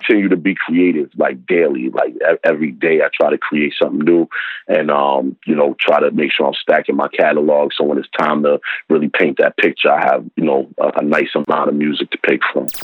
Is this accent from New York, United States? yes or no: yes; New York City, New York, United States; I'm from Harlem, you know, in the in the eighties and early nineties